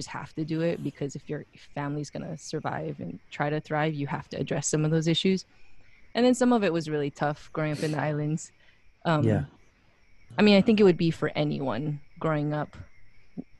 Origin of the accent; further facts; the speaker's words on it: Wailuku, Hawaii, United States; moved away as an adult; also born or lived in Pasadena, California; now in Portland, United States; I'm from Waluku, Maui. I was actually born in Pasadena, California